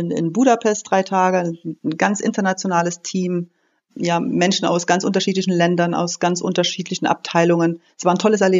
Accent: Berlin, Germany; Also ich komme aus Berlin, das Thema Parkplatznot und schlechte Luft ist bei uns ein Riesenthema.

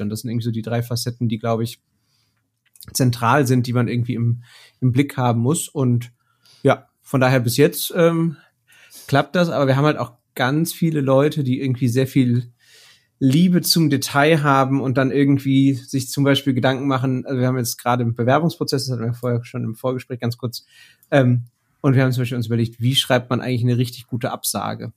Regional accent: Bochum, North Rhine-Westphalia, Germany; ich komme aus dem Ruhrgebiet. Ich bin in Bochum geboren, habe hier Mathe studiert

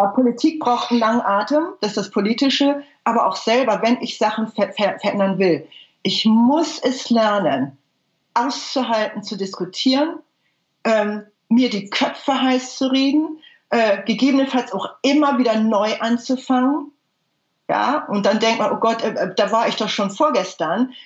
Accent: Germany; ich bin eine Deutsche, ich bin keine Ausländerin

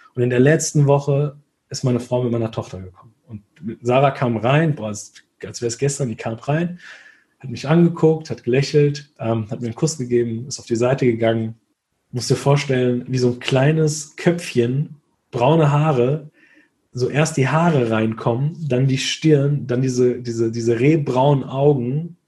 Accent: Hesse, Germany; Bei uns in Hessen

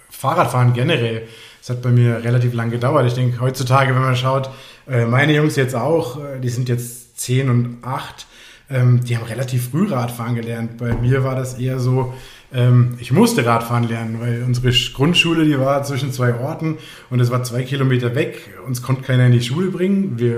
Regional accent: Frankfurt, Hesse, Germany; now in Chiemgau, Germany; innerhalb von einer Woche habe ich meine Koffer gepackt in Frankfurt, wo ich groß geworden bin. Und ja, bin ins Chiemgau gezogen

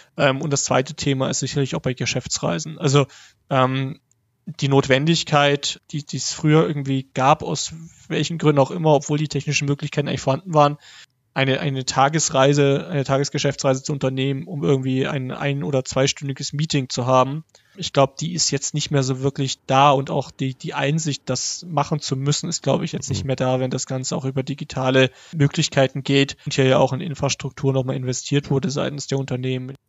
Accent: Hof, Bavaria, Germany; moved away; also born or lived in Dresden; in meiner Heimatstadt Hof

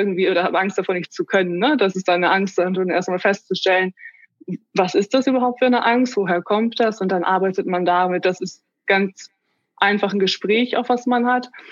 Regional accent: Germany; komme aus Bremen, Oldenburg, der Region.

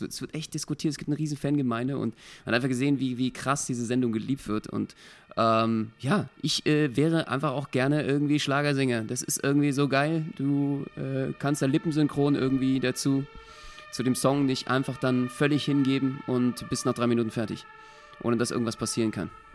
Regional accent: Berlin, Germany; als Berliner

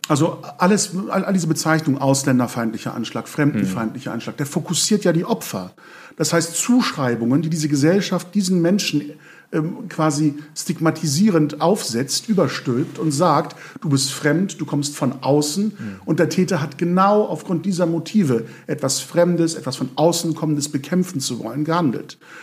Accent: Lübeck, Schleswig-Holstein, Germany; in Lübeck, äh, meiner Heimatstadt

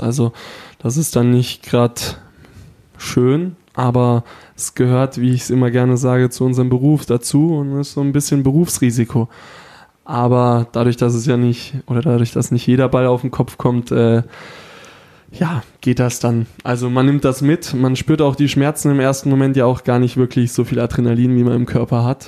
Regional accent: Freiburg, Baden-Württemberg, Germany; moved away as an adult; also born or lived in Bietigheim; now in Hanover, Germany; da ich ja aus Freiburg komme

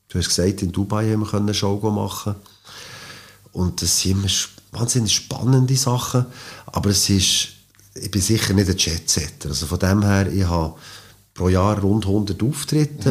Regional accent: Switzerland; als, als Schweizer Klavierspieler

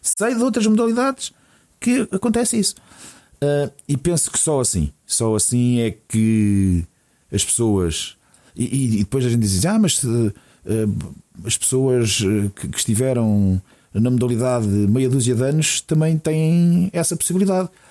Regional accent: Portugal; como povo, como portugueses

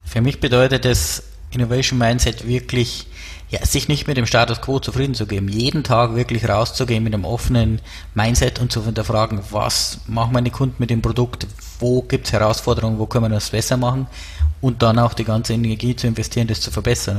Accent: Erding, Bavaria, Germany; accent: Bavarian; now in Munich, Germany; wie man an meinem Dialekt hört, komme ich aus äh, Bayern, äh, genauer gesagt aus der Nähe von Erding

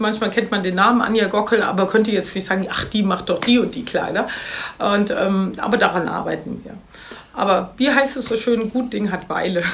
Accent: Mainz, Rhineland-Palatinate, Germany; moved away as an adult; also born or lived in Paris / London; seit 2000 bin ich zurück in meine Heimatstadt Mainz

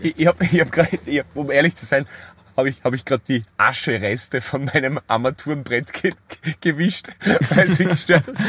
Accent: Styria, Austria; bei uns in der Steiermark

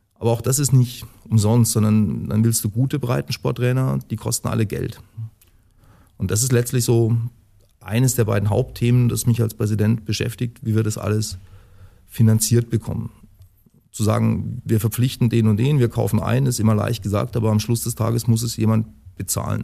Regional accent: Tauber valley, Baden-Württemberg, Germany; also born or lived in Würzburg; ich bin gebürtiger Würzburger, muss aber zugeben, habe großen Teil meiner Jugend im Taubertal verbracht

